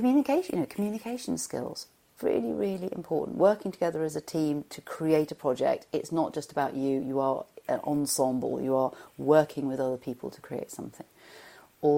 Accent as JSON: {"language": "English", "area": "Shropshire", "region": "West Midlands", "country": "United Kingdom", "said": "I come from Shropshire in England, and it was a pleasant school."}